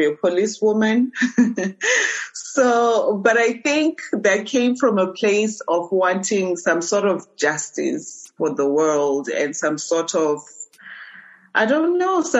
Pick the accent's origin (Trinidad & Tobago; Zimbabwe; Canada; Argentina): Zimbabwe; Harare; also born or lived in Beitbridge, Zimbabwe / United States; now in Mutare, Zimbabwe; I grew up in Harare